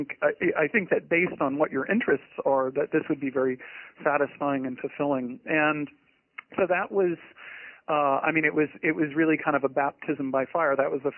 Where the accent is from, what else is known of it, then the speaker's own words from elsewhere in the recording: Portland, Maine, United States; Well, I grew up just outside of Portland, Maine, which is a gorgeous place to live